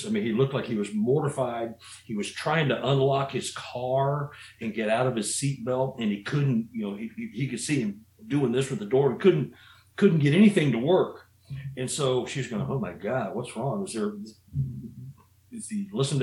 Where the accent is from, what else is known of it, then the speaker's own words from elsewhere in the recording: Missouri, United States; I'm from Missouri